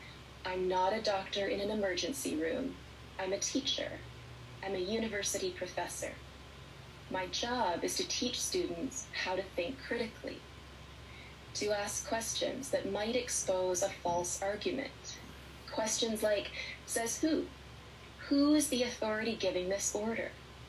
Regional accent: Canada; because I'm a professor of ethics and I'm a Canadian.

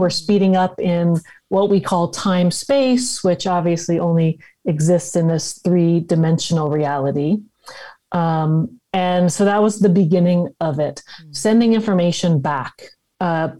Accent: Los Angeles, California, United States; I'm grew up in Los Angeles

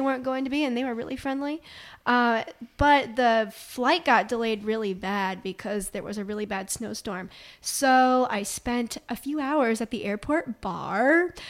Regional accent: upstate New York, United States; moved away as an adult; now in Richmond, United States; I'm from upstate New York.

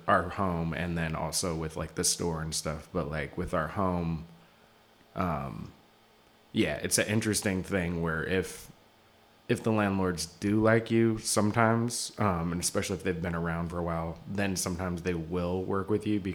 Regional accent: Seattle, Washington, United States; now in New York, United States; I'm from Seattle originally

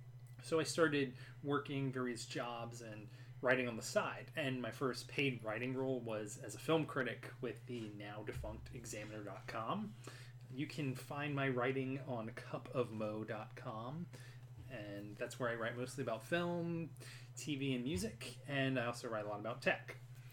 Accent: Carrboro, North Carolina, United States; I grew up in Carrboro, North Carolina, and traveled around a bit, came back here, a bit of a Carboriginal, one might say.

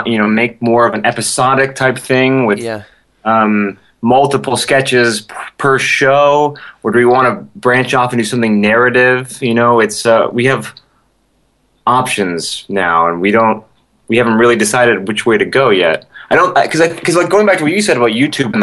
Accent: Los Angeles, California, United States; I grew up in Hollywood

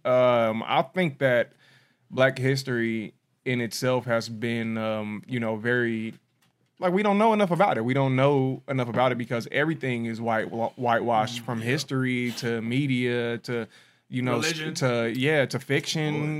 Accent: United States; This is our country

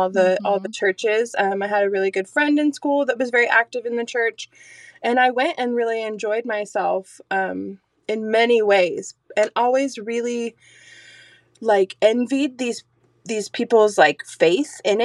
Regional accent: Azalea, Oregon, United States; also born or lived in Alaska; I was born in Grants Pass, taken home to Azalea on Cow Creek, where I still, not the same home, but still live

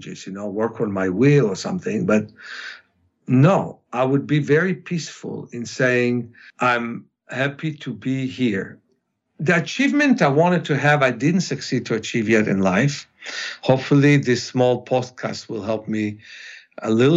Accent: Ukraine; first language Russian; English is a second language; moved away; Russian, which is my mother tongue, even though I speak Hebrew and English better, but that's why I was born in the Ukraine

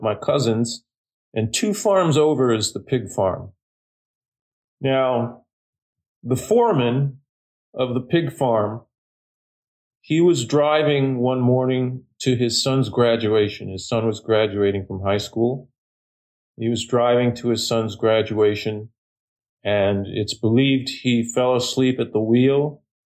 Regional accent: Sapporo, Hokkaido, Japan; I was born in Japan. I was born in Sapporo on the island of Hokkaido, and my parents are both from there

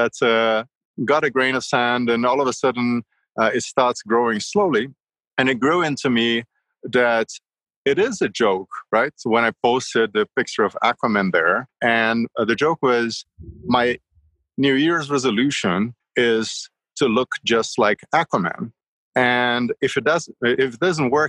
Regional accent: Rio de Janeiro, Brazil; moved away; I grew up in Rio

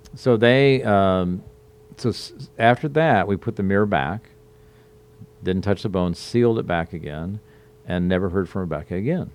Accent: Omaha, Nebraska, United States; moved away as an adult; also born or lived in Sioux City, Iowa / Portland, Oregon; now in Charleston, United States; I grew up in the Midwest, born in Sioux City, Iowa. Grew up in kind of the Omaha, Nebraska area

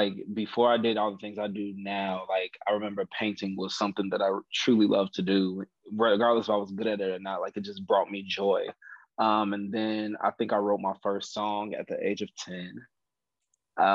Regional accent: Chicago, Illinois, United States

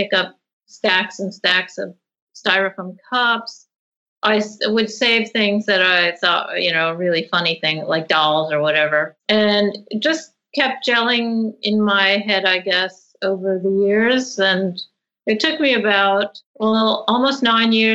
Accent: outside of New York, East Coast of America, United States; moved away as an adult; also born or lived in Rhode Island; now in Sydney, Australia; I grew up in the East Coast of America, outside of New York

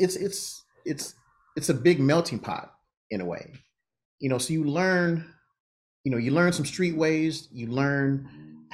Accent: Los Angeles, California, United States; I'm native Californian, born and raised

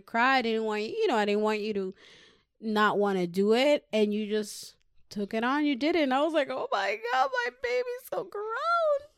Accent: Puerto Rico; now in United States; growing up in the island, I was very mischievous

